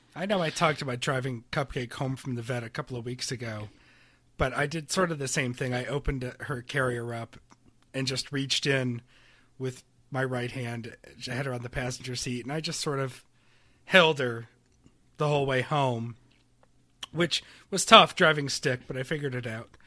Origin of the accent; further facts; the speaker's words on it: Rochester, New York, United States; growing up in Rochester